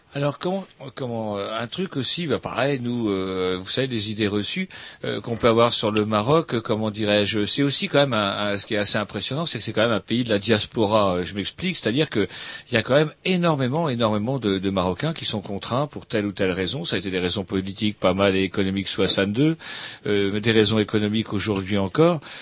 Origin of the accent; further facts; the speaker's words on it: France; en tant que, Français